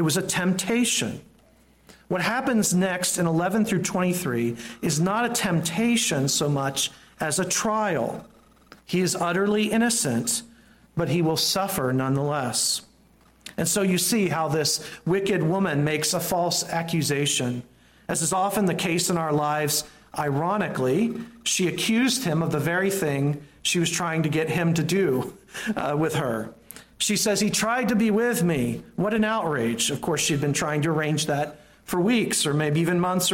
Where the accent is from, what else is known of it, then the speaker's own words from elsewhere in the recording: the South, United States; growing up in the South